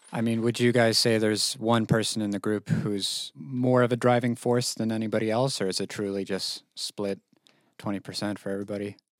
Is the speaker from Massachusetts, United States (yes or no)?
yes; Massachusetts, United States; moved away; my hometown of Massachusetts